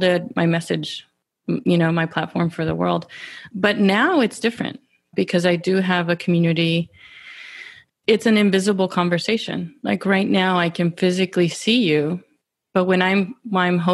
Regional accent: Pecos, Texas, United States; I grew up in West Texas in the Permian Basin area. Specifically, I'm gonna credit Pecos.

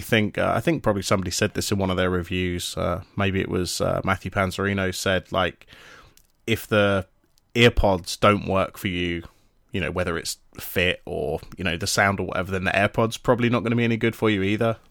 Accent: United Kingdom; we're British

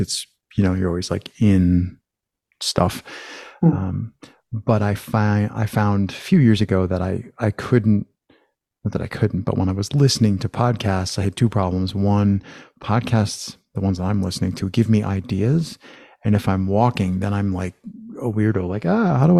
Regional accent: United States; I'm from the States

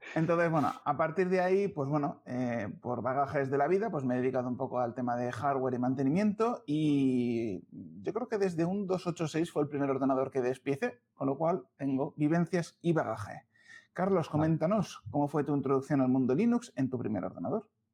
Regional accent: León, Castile and León, Spain; now in Madrid, Spain; soy leonés

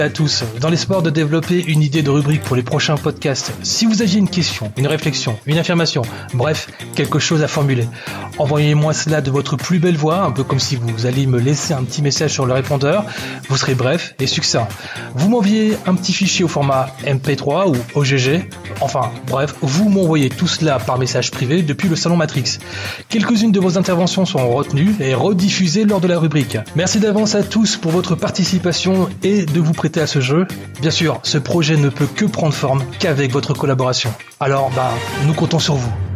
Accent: Belgium; also born or lived in Lustin, Belgium; je venais d'une autre région de la Belgique

